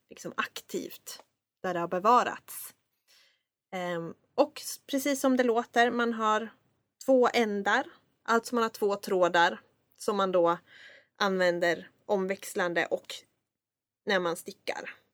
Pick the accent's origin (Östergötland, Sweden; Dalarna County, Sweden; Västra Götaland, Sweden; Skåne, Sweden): Skåne, Sweden; I mitt issue med min frånvaro av skånska, trots att jag var från Skåne, så, uh